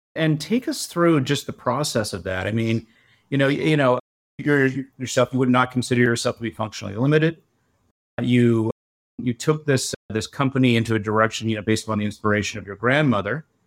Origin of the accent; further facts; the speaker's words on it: Canada; I'm a Canadian